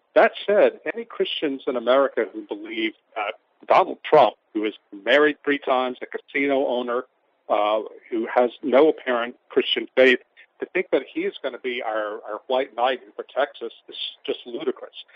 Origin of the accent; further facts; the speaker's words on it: St. Francisville, Louisiana, United States; now in Baton Rouge, United States; my hometown of St. Francisville